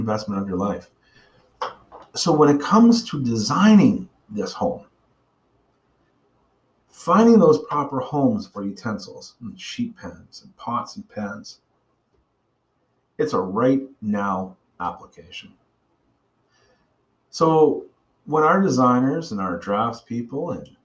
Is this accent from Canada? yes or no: yes; Bedford, Nova Scotia, Canada; I grew up in Bedford, Nova Scotia